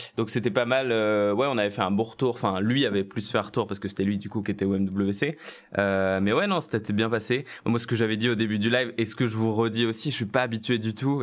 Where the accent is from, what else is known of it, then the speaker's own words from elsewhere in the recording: Nantes, Pays de la Loire, France; moved away as an adult; also born or lived in Lille; now in Paris, France; je viens de Nantes à la base